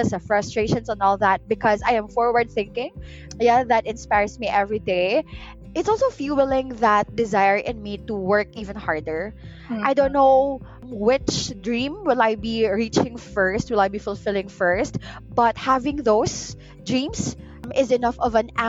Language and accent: English; Pagadian, Zamboanga Peninsula, Philippines; now in Davao, Philippines; this is my hometown. This is where I grew up.